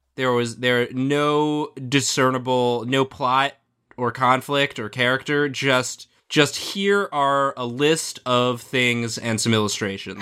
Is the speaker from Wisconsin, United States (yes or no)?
no; Washington, D.C. suburbs of Maryland, United States; I'm from Maryland